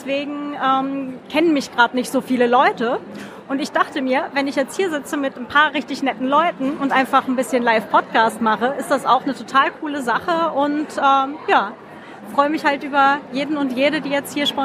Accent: Lower Saxony, Germany; now in Vienna, Austria; Ja, ich wohne seit 14 Jahren in Wien. Aber ich komme eigentlich nicht von da, also ich komme aus der Nähe von Hannover.

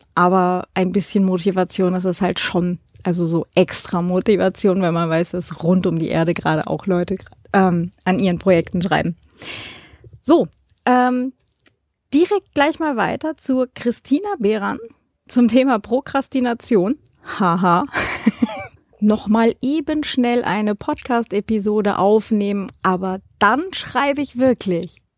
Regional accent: Hildesheim, Lower Saxony, Germany; moved away as an adult; now in Vienna, Austria; ganz nah äh, an meiner alten Heimat dran. Das ist in der Nähe von Hildesheim

